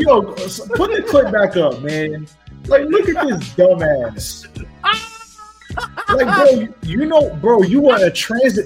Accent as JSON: {"language": "English", "region": "New York", "country": "United States", "moved": "yes", "said": "a New Yorker who lived there for most of his life"}